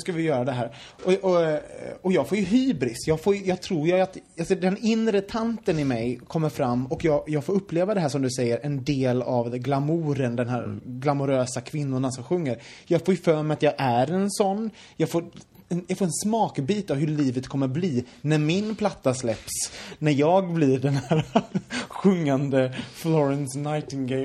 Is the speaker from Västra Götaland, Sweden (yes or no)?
yes; Gothenburg, Västra Götaland, Sweden; jag kommer från Göteborg